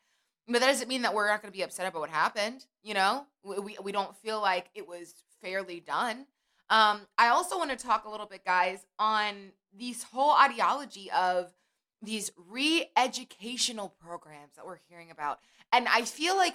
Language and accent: English; United States